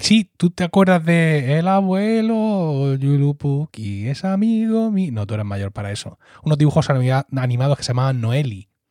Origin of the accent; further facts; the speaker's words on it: Blanca, Region of Murcia, Spain; yo, que soy del, del Valle de Ricote